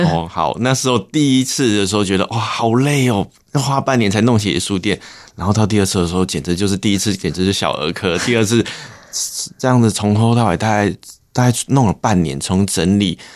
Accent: Longtan, Taoyuan, Taiwan; moved away as an adult; also born or lived in Hsinchu; 我们老家是在龙潭

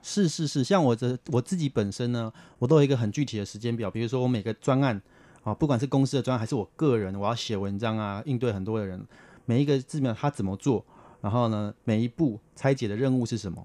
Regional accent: Taipei, Taiwan; also born or lived in Sanchong, New Taipei; 因为我们原本住在三重，我姑姑她很有远见，她想说要有好的环境，我们都举家寄住到大安区的亲戚的家里面

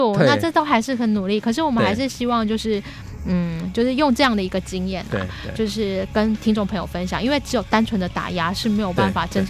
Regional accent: Taiwan; 我们台湾人

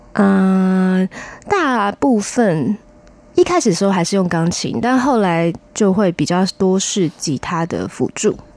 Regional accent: Fengshan, Kaohsiung, Taiwan; 我出生在高雄县凤山市

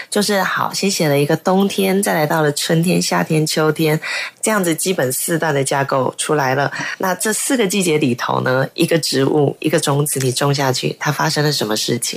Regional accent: Sanwan, Miaoli County, Taiwan; first language Hakka; Chinese is a second language; 我的老家是在苗栗县三湾乡内湾村。那三湾内湾这个有水湾的地方，嗯。因为旁边就有一条河叫中港溪

